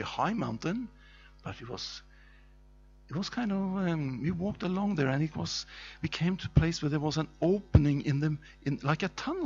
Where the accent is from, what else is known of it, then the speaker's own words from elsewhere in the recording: Norway; That's a strange name because I come from Norway. And when I was 6 years old, I walked sometimes with my father in the forest